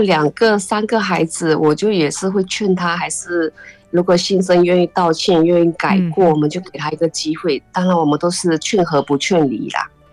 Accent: China; moved away as an adult; now in Taiwan; 爸爸以前在那边乡下是当村长

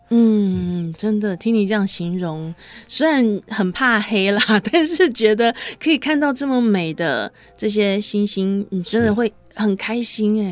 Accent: Hualien County, Taiwan; 我应该小学走在那个花莲的路上

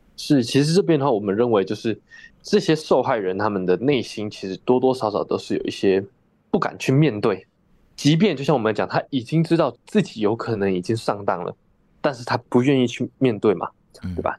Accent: Taiwan; 像我是台湾人哦

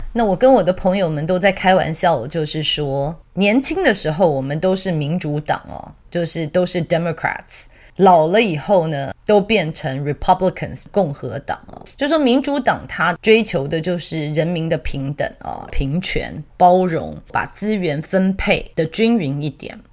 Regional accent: Taiwan; moved away; also born or lived in Australia; 我以前在澳洲的时候啊，我们其实很多台湾人是一起移民过去的

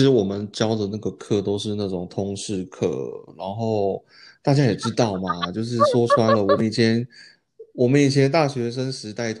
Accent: Taiwan; moved away as an adult; now in United States; 因为其实我觉得主要还是因为我们是从台湾来到美国嘛。

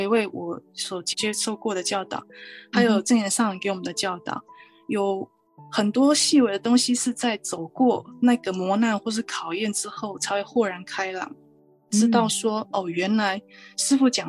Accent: Chiayi mountains, Chiayi County, Taiwan; now in California, United States; 我是在嘉义山上长大的孩子。那我们在南部接触的宗教以道教为主。

